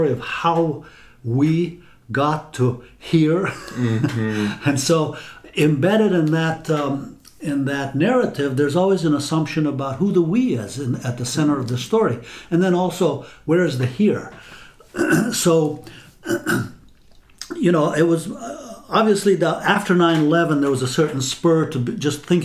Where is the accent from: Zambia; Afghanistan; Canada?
Afghanistan; moved away; I grew up in Afghanistan, and that's the history I learned in school